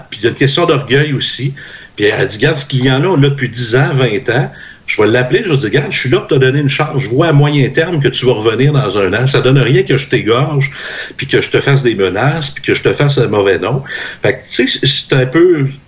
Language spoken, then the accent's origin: French; Trois-Rivières, Quebec, Canada; Ben, moi, je suis de Trois-Rivières, je sais